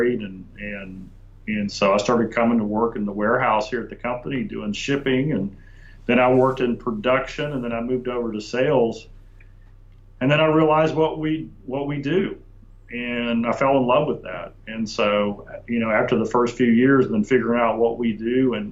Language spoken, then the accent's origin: English; Dallas, Texas, United States; also born or lived in Columbia, South Carolina; I was born in Columbia, South Carolina, but raised in Dallas, Texas. We moved to Dallas when I was 3, so it's really the only place I know.